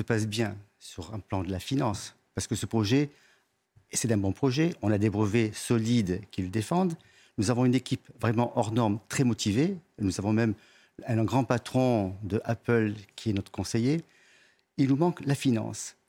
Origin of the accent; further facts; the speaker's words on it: France; je suis français